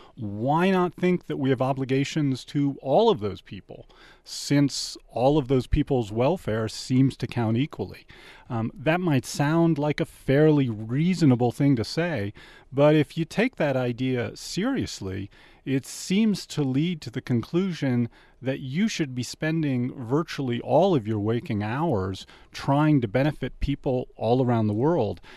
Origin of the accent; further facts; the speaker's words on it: Washington, District of Columbia, United States; now in Tucson, United States; Washington, D C, uh, and currently my family, uh, is shoveling out from an awful lot of snow